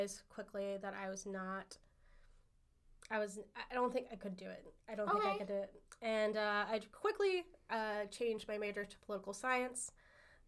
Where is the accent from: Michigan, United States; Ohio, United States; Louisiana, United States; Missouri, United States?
Missouri, United States; Camdenton; moved away as an adult; now in St. Louis, United States; I was born in Camdenton, Missouri.